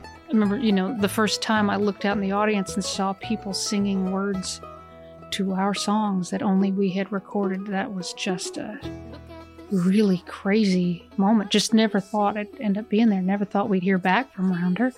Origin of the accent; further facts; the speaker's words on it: Boston, Massachusetts, United States; I grew up in, in Boston, right, or right outside of Boston